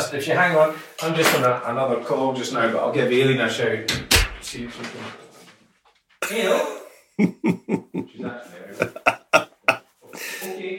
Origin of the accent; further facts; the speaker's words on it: Perthshire, Scotland, United Kingdom; also born or lived in Callander / Killin / Blairgowrie; growing up in Perthshire was idyllic, you know, various towns and villages because we had to move about because Dad was a cop. Places like Callander and Killin